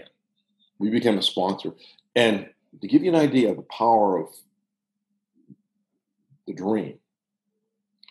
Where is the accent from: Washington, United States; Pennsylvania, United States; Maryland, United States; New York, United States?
Pennsylvania, United States; Pittsburgh; I'm from Pittsburgh